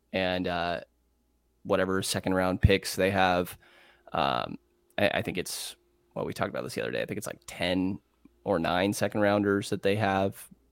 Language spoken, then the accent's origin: English; Bay Area, California, United States; I grew up in the Bay Area